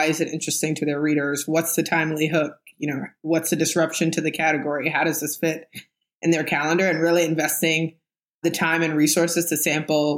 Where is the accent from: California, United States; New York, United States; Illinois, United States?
New York, United States; New York City; also born or lived in Harlem; I grew up in the Bronx